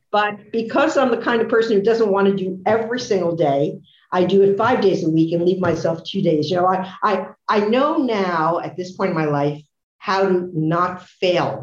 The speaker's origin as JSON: {"language": "English", "town": "Newark", "region": "New Jersey", "country": "United States", "tie": "born or raised there", "said": "I was born in Newark, New Jersey. My father was at the forefront of the fitness movement. In our basement in Newark, he had a rowing machine"}